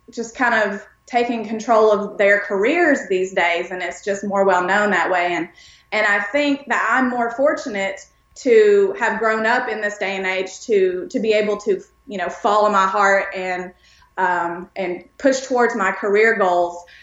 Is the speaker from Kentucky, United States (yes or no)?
yes; Pikeville, Kentucky, United States; also born or lived in East Tennessee; grew up in a very small um, rural town, I guess you could say, in East Tennessee and East Kentucky. I was born in Pikeville, Kentucky, which is kind of where Loretta Lynn is from, around that area.